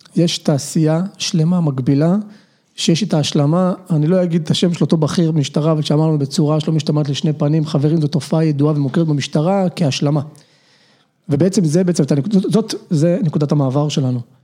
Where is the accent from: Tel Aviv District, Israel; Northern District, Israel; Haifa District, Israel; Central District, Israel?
Northern District, Israel; Nahalal; גדלתי בחקלאי בנהלל, שנים עשר שנים.